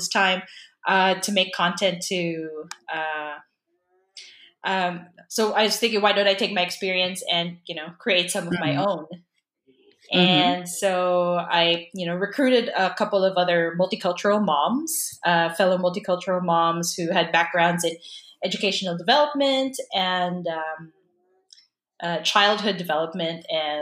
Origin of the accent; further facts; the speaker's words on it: Philippines; I'm Filipino